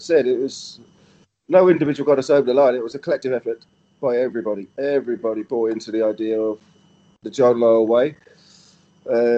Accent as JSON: {"language": "English", "town": "Ipswich", "region": "East of England", "country": "United Kingdom", "tie": "born or raised there", "said": "I'm representing everybody from Ipswich, my family and everybody"}